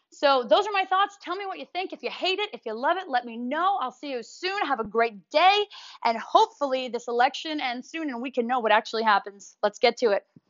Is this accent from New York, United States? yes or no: yes; New York, United States; moved away; I'm from New York